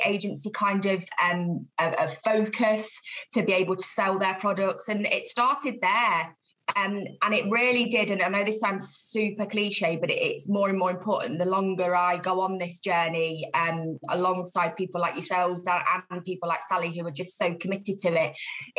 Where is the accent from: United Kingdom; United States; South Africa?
United Kingdom; Leicester, East Midlands; I'm hail from the Midlands, so I was born and bred in Leicester